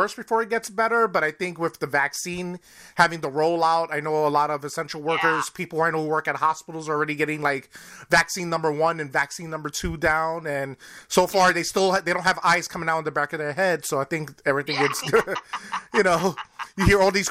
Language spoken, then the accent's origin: English; New York, United States; moved away; I'm originally from New York